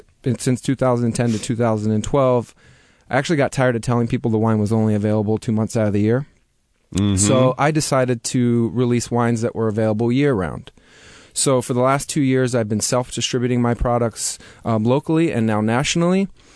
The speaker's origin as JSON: {"language": "English", "region": "East Coast", "country": "United States", "also_born_or_lived": "California", "said": "Even though I'm from the East Coast, I used to live in California, and I consider myself a really laid-back kind of guy."}